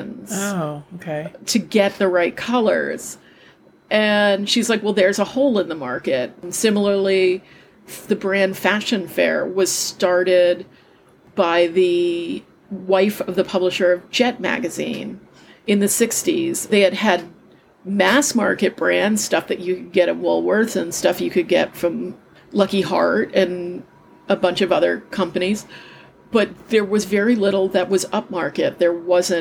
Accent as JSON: {"language": "English", "town": "New York City", "region": "New York", "country": "United States", "tie": "born or raised there", "said": "I grew up in Manhattan"}